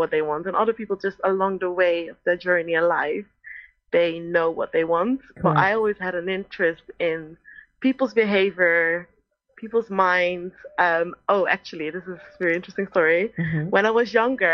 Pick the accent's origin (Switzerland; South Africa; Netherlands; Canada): Netherlands; English is a second language; moved away as an adult; also born or lived in United States; now in England, United Kingdom; as a Dutch person, am I going to get in there? You know, English is my second language